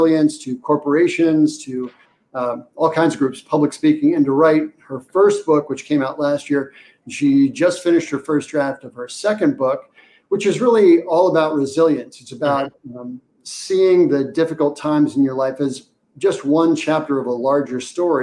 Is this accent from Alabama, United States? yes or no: no; Washington, D.C. area, Virginia side, United States; moved away as an adult; I grew up in the Washington, D.C. area, just over the Potomac on the Virginia side, grew up in the shadow of Mount Vernon